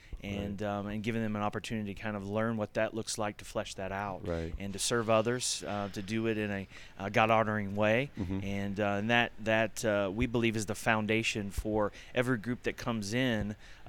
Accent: Ohio, United States; I grew up near Chautauqua, and so Chautauqua was in Ohio, my home, and that was an important place to me from a very young age.

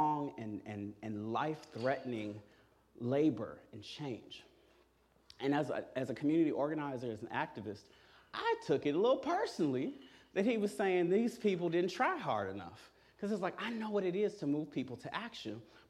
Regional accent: Chicago, Illinois, United States; I grew up here in Chicago

